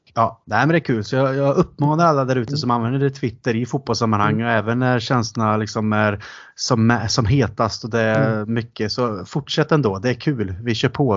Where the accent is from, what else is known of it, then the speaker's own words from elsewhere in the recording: Sweden; also born or lived in England; vi var från Sverige